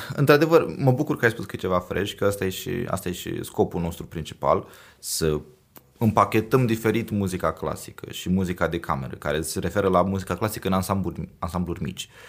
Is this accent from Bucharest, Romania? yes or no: no; Iași, Iași County, Romania; moved away as an adult; now in Oslo, Norway; sunt ieșean, adică aici am, m-am născut, aici am fost educat, aici am avut primii 18 ani de carieră